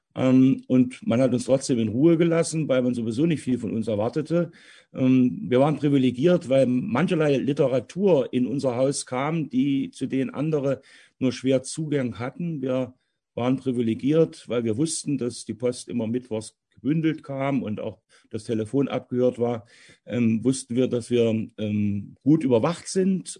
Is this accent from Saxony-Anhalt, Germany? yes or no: yes; Halle, Saxony-Anhalt, Germany; moved away as an adult; also born or lived in Goldschau; Und geboren bin ich und aufgewachsen bin ich in Halle